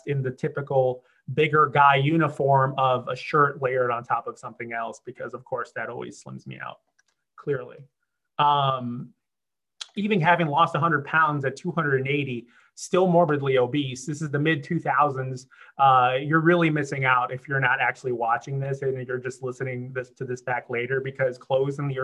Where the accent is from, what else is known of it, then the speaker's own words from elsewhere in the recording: Chicago, Illinois, United States; moved away as an adult; also born or lived in Los Angeles; I'm originally from Chicago. I'd moved to Los Angeles.